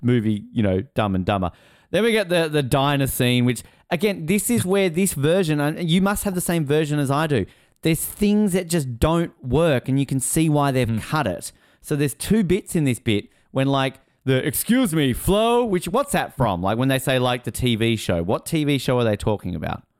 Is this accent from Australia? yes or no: yes; Australia; as an Australian uh, eight year old